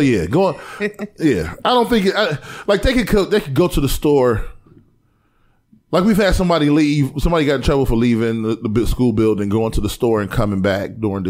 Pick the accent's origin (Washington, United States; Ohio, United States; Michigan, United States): Ohio, United States; East Cleveland; growing up in East Cleveland in the late 80s and the 90s